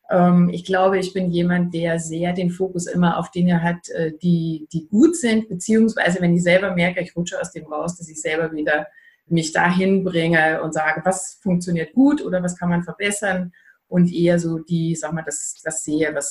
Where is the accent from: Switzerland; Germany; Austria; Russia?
Austria; ich bin Österreicherin, wie man wahrscheinlich an dem rollenden R und dem breiten Ei raushören kann.